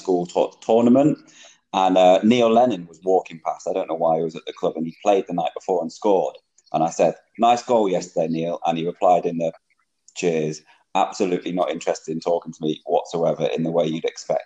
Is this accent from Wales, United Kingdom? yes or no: no; Holmes Chapel, North West England, United Kingdom; We do share the same village growing up